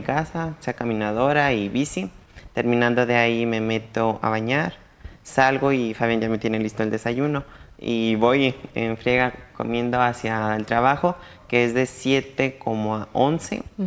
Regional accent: San Antonio de Peñuelas, Aguascalientes, Mexico; yo soy de San Antonio de Peñuelas, Aguascalientes

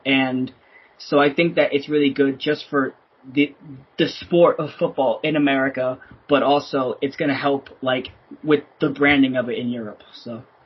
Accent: Baltimore, Maryland, United States; also born or lived in Philadelphia; I'm from Baltimore, but I was born in Philadelphia

